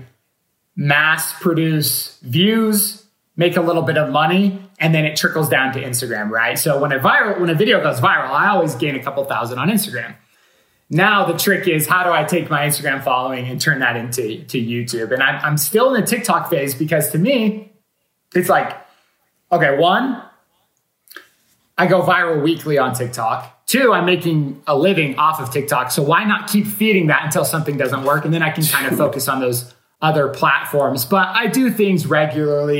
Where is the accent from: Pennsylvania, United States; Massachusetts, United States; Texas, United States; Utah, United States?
Utah, United States; I'm actually from Utah